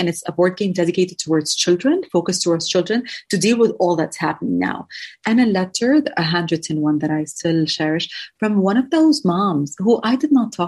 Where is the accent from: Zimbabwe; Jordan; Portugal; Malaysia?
Jordan; also born or lived in San Francisco; I am from Jordan, to clarify that to a lot of people, originally Palestinian